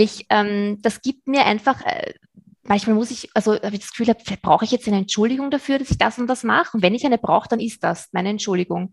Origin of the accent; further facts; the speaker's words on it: Vienna, Austria; ich bin aus Wien, das hast du schon gesagt. Ich lebe da mit meinem Mann